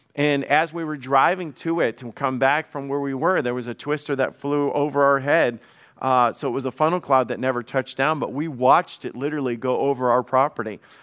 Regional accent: the South, United States; I grew up in the South

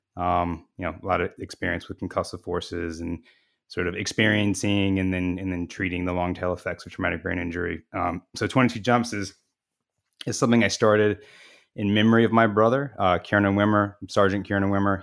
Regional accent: Phoenix, Arizona, United States; I'm from Phoenix

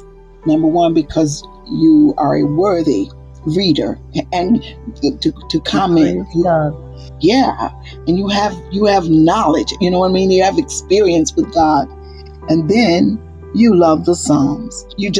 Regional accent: the South, United States; and I'm from the South. So at 1962, I remember I walked past white schools to get to my school.

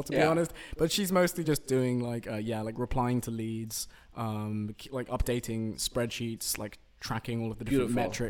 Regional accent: London, United Kingdom; I'm from London.

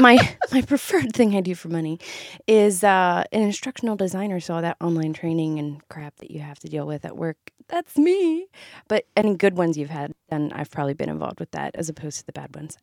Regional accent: Ohio, United States; moved away; I'm from Ohio. I spent twenty-five long years there.

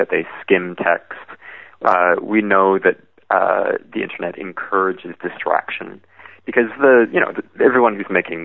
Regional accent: Vancouver, British Columbia, Canada; In Vancouver, my hometown

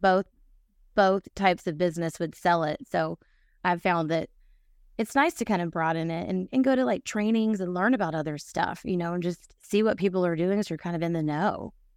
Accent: Nashville, Tennessee, United States; moved away as an adult; also born or lived in Atlanta; I am from Nashville

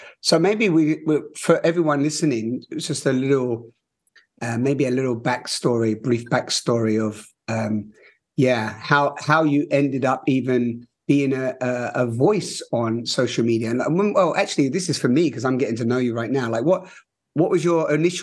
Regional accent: London, United Kingdom; I'm a little bit West London

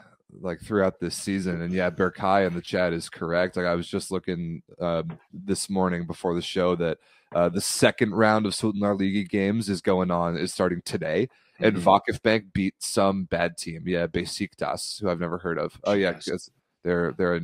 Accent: United States; I'm American

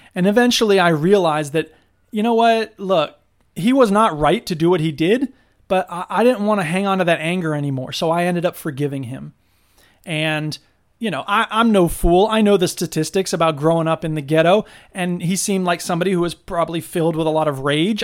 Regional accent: Florida, United States; now in Wisconsin, United States; I'm from Florida

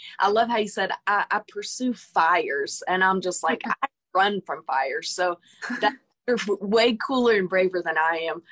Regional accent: Conway, Arkansas, United States; we are from the same town

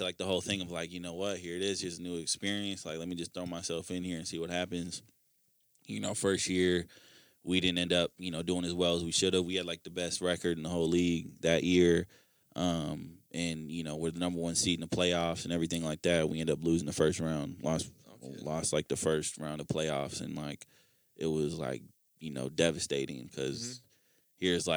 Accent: Minnesota, United States; a kid from Minnesota

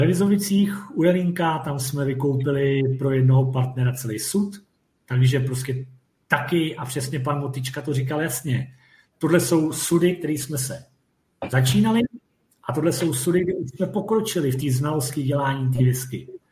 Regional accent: Czechia; jsme Češi

